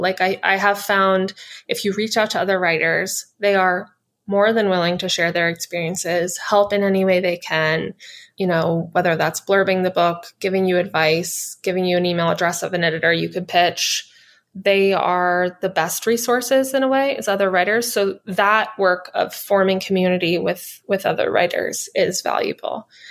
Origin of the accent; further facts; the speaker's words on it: United States; I'm an American author